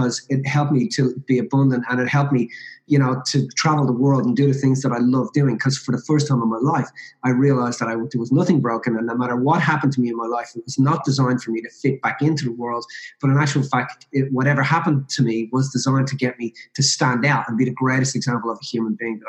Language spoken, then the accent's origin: English; Ireland; I'm Irish Catholic originally